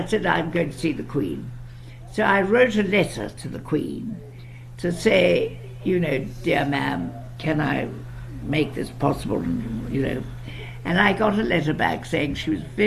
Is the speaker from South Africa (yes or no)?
yes; South Africa; accent: English; I'm South African and very proud of it